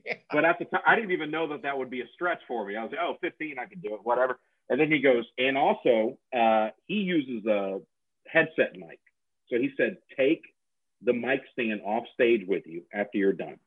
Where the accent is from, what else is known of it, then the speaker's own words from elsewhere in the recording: Nashville, Tennessee, United States; my hometown, so I had a lot of family and friends there